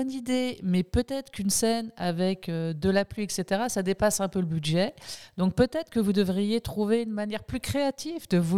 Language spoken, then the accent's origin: French; Quebec City, Quebec, Canada; born there; même si j'ai pas l'accent québécois, je suis née à, à Québec, donc j'ai la double nationalité. Je suis française et franco-québécoise, canadienne, donc québécoise.